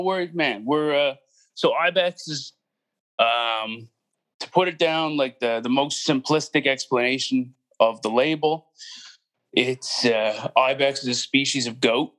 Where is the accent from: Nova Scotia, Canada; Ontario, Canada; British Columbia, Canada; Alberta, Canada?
Nova Scotia, Canada; Halifax; also born or lived in Cape Breton; I was born in Halifax, and then I've lived outside of Halifax yeah, like I say, more towards the sticks for uh, most of my life